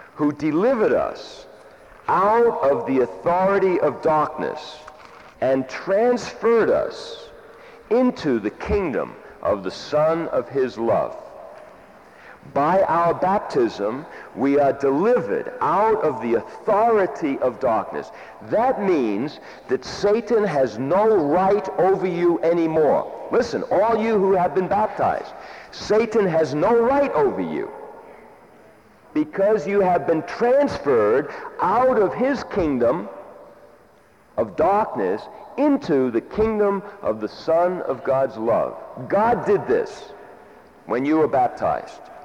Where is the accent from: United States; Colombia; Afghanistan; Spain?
United States; I am an American